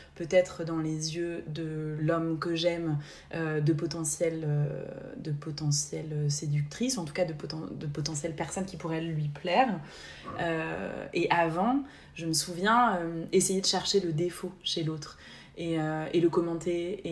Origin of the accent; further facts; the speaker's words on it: Haute-Savoie, Auvergne-Rhône-Alpes, France; moved away as an adult; now in Basque Coast, France; j'ai grandi en Haute-Savoie